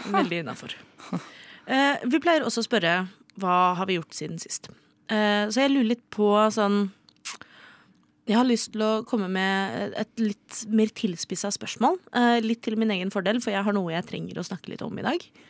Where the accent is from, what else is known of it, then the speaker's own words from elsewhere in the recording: Oslo, Norway; er fra Oslo